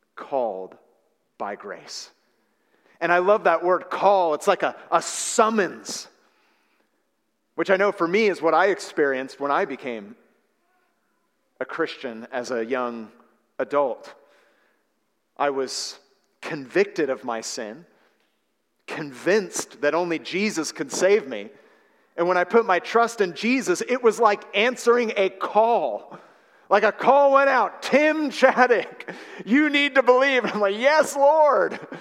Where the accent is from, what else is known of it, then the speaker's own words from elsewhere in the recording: San Francisco Bay Area, California, United States; I was raised in the San Francisco Bay Area